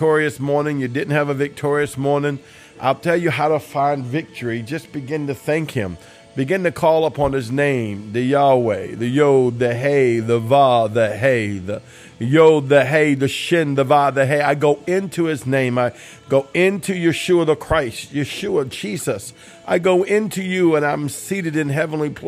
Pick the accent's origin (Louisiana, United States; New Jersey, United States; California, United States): Louisiana, United States; New Orleans; I'm from the New Orleans area